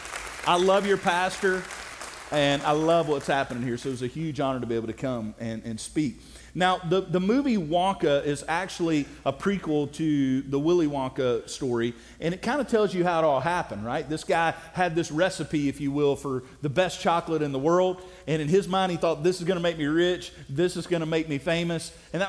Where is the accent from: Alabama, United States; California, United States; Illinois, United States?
Alabama, United States; South; I'm from South Alabama.